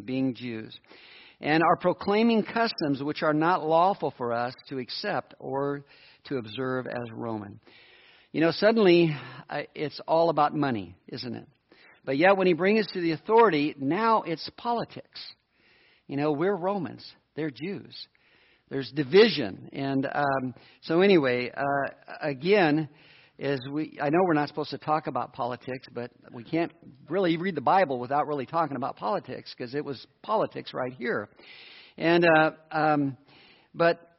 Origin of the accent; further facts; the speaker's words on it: United States; I'm an American.